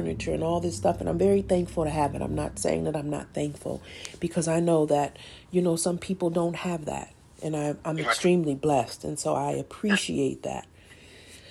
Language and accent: English; Detroit, Michigan, United States; moved away; I'm not in the city that I was born. I'm in a completely different place. And I do have family here, you know, people who have my back. But when you talk about where I'm from the D